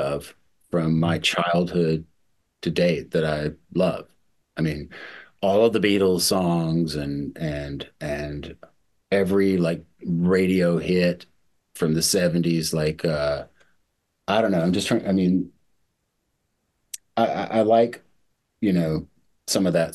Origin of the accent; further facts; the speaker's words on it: Mississippi, United States; moved away; also born or lived in New York City; I grew up in the South. I grew up in Mississippi